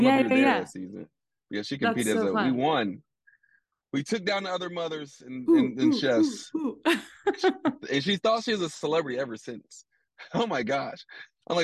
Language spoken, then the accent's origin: English; Columbus, Ohio, United States; moved away as an adult; also born or lived in Philadelphia, Pennsylvania; now in Louisville, United States; No, I'm living in Louisville. I'm from Columbus, Ohio, but I've been in Louisville since college. So I feel like I'm from here. Most people don't know I'm from Columbus, Ohio. And most people definitely don't know that I was born in Philadelphia.